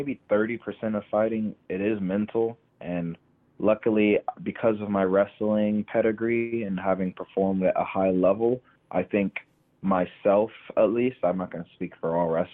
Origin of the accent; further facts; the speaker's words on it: Tampa, Florida, United States; also born or lived in Fort Myers, Florida; born and raised Tampa, Florida